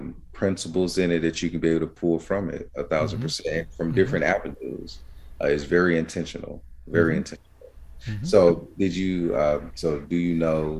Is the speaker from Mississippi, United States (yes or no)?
yes; Rolling Fork, Mississippi, United States; I'm from Rolling Fork, Mississippi, rolling like you roll a ball and fork like the eating utensil, right?